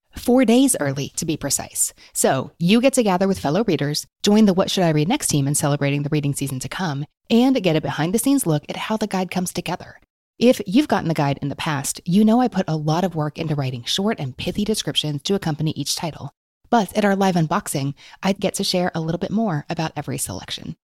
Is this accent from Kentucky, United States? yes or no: yes; Kentucky, United States; I was born in Kentucky to parents who were born in Kentucky